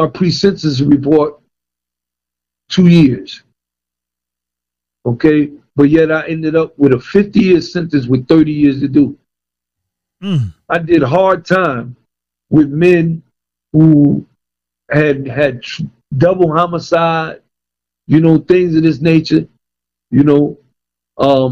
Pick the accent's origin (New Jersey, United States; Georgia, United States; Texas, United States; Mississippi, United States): New Jersey, United States; Paterson; moved away; also born or lived in Virginia; being born and raised in Patterson, New Jersey